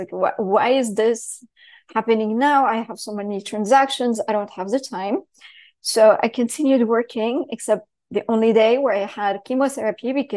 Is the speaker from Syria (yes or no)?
yes; Syria; moved away; also born or lived in Paris / London / New York City; I grew up in Syria, so talk about heavy structure where you can't say anything